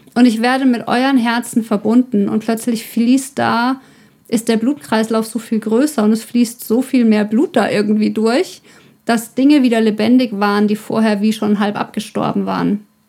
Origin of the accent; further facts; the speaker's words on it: Ore Mountains, Saxony, Germany; ich komme aus dem Erzgebirge